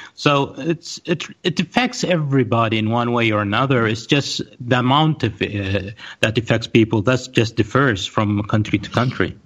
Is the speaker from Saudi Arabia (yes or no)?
yes; Riyadh, Riyadh Province, Saudi Arabia; also born or lived in Pakistan / United States / Spain; I was born in Riyadh in Saudi Arabia. I was born at the end of '76. Uh, uh, I've been mostly in Riyadh uh, raised